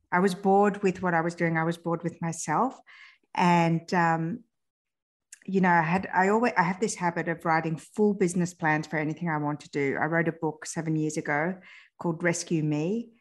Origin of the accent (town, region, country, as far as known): France; born or raised there